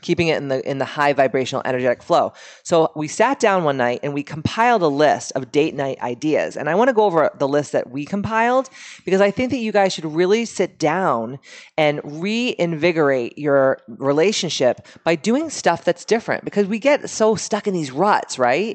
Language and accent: English; Boston, Massachusetts, United States; we are from Boston originally